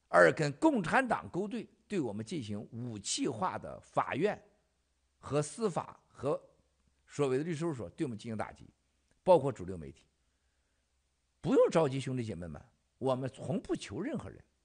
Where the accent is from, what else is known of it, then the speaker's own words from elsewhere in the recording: Xichaoying, Northeast China, China; moved away; 我老家西朝营